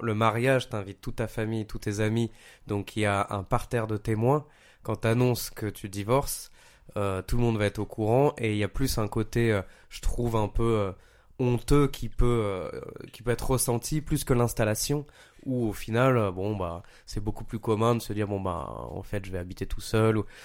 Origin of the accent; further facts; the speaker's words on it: Paris, Île-de-France, France; moved away as an adult; also born or lived in Montpellier; je viens de Paris